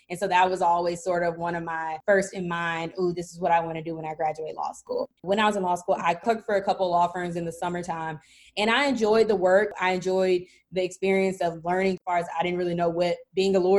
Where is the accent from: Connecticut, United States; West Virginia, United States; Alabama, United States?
Alabama, United States; Birmingham; I'm from Birmingham, Alabama, born and raised